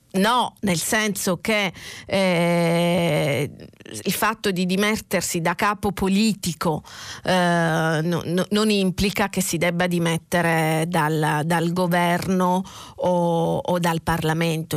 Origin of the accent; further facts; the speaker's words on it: Catania, Sicily, Italy; da catanese, da, eh, quindi Sicilia orientale a un passo da casa mia